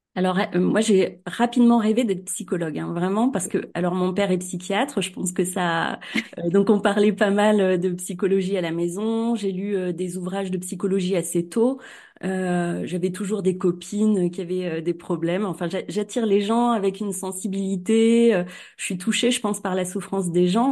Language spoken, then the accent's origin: French; Cournon-d'Auvergne, Auvergne-Rhône-Alpes, France; à Clermont-Ferrand, euh, à Cournon d'Auvergne